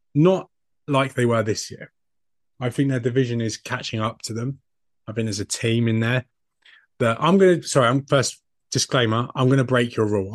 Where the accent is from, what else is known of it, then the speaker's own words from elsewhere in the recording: United Kingdom; I am a British man